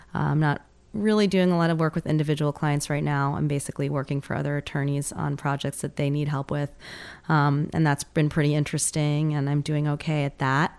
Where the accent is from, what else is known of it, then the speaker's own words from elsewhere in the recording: New York, United States; moved away; I'm a New Yorker originally